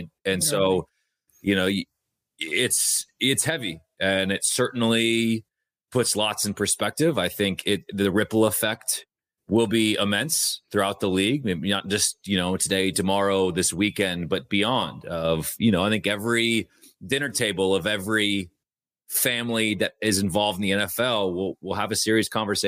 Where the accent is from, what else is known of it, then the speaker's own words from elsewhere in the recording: Bothell, Washington, United States; Yeah, I'm from Bothell, so I've been a 206 kid or a 425 kid my entire life.